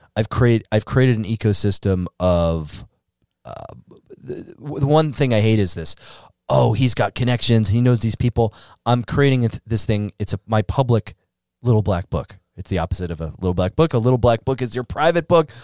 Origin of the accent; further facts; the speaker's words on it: Northeast, United States; also born or lived in Chicago; now in Miami, United States; I grew up in the Northeast